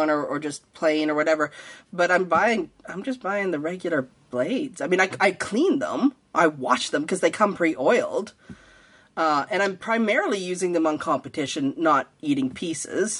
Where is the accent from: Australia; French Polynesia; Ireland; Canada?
Canada; now in United States; I grew up in Canada either. So when I first moved to the U.S.